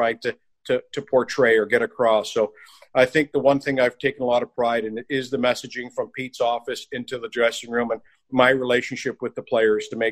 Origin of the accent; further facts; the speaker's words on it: Toronto, Ontario, Canada; also born or lived in Plymouth, Michigan / Kitchener, Ontario; Adam and I were best men at each other's weddings and best friends growing up in the Toronto area